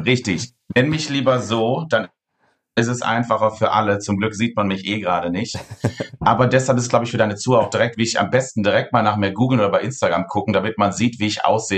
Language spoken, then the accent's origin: German; near Cologne, North Rhine-Westphalia, Germany; now in Cologne, Germany; ich komme aus dem wunderschönen Köln und ich bin auch ähm, hier in der Nähe aufgewachsen. Ich bin leider keine gebürtige Kölnerin